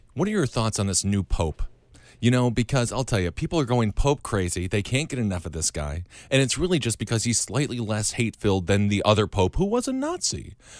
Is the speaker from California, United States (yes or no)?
no; Wisconsin, United States; moved away as an adult; now in Brooklyn, United States; I'm from Wisconsin